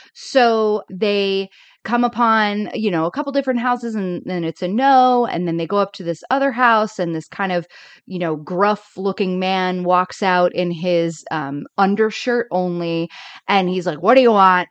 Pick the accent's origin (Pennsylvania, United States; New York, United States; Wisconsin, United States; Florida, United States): Florida, United States; I grew up in Florida